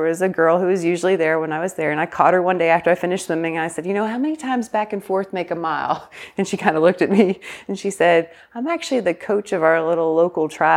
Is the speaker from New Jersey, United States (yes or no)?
no; McKenzie, Tennessee, United States; I grew up in West Tennessee, small little town called McKenzie